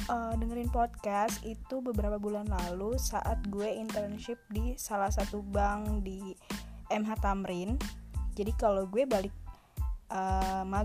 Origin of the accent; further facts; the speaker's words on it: Bogor, West Java, Indonesia; Uh, rumah gue juga di Bogor, gue asli Bogor.